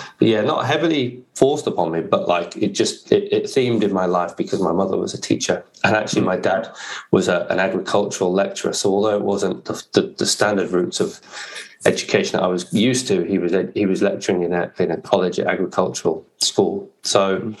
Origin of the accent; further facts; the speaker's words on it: Warwickshire, West Midlands, United Kingdom; I grew up in the Midlands in the UK. So Warwickshire was the county I grew up in.